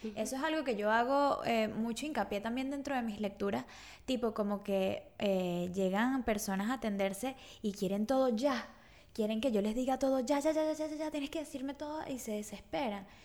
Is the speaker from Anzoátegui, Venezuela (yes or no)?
no; Caracas, Capital District, Venezuela; moved away as an adult; also born or lived in Margarita Island; yo soy de Caracas y me mudé a Margarita